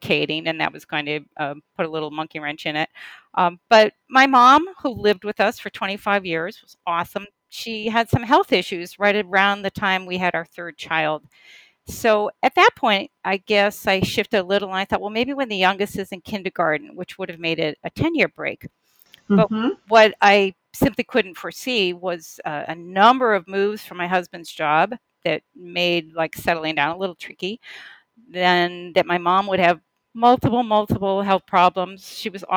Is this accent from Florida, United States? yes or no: no; Boston, Massachusetts, United States; So I took a job in the Boston area, which is my hometown